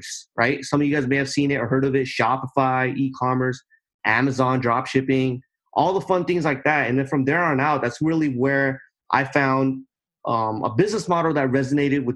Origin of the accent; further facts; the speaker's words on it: Southern California, United States; I'm from Southern California, right here in the United States.